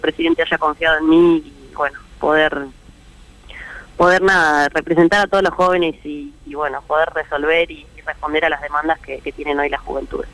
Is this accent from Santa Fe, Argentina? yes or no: yes; Santa Fe, Argentina; moved away; todos esos recuerdos muy lindos que viví, que viví en Santa Fe